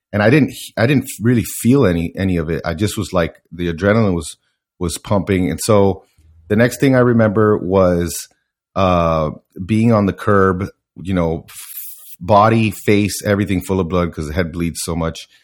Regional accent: Miami, Florida, United States; I, I grew up in Miami

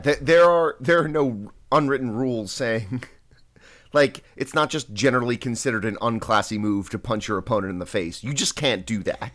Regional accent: Long Island, New York, United States; moved away; growing up on Long Island

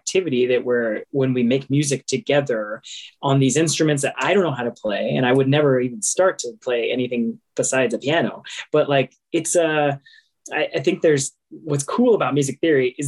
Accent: San Antonio, Texas, United States; I grew up in the First Baptist Church of San Antonio

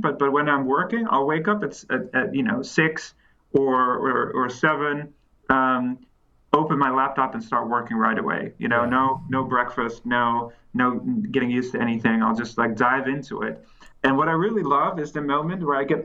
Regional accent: Netherlands; also born or lived in California; now in Cambridge, United Kingdom; I'm originally from the Netherlands

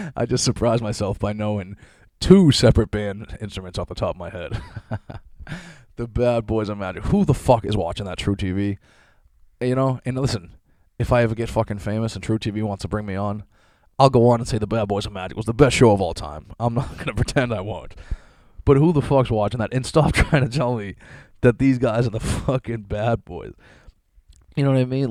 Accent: Boston, Massachusetts, United States; I grew up in Boston

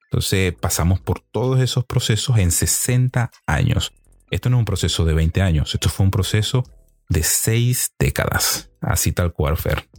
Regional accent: Venezuela; nosotros los venezolanos somos un país de gente trabajadora

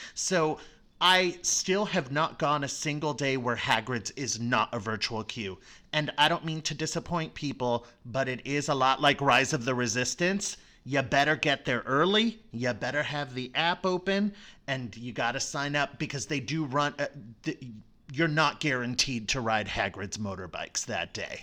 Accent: Florida, United States; I grew up in Florida

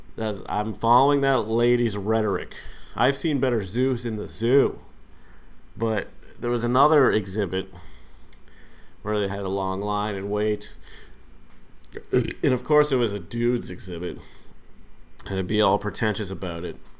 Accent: Massachusetts, United States; now in New York City, United States; my home state of Massachusetts

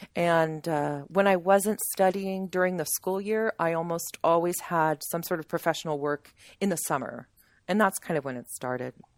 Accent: Sterling, United States; moved away as an adult; we moved back to where I grew up here in Sterling

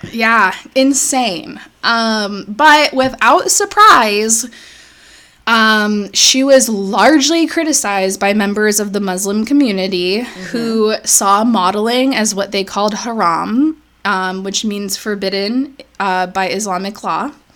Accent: United States; born or raised there

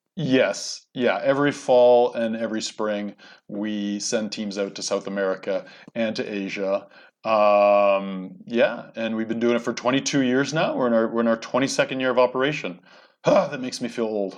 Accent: Canada; moved away as an adult; now in United States; I grew up in Canada, by the way. I'm sort of a Canadian American.

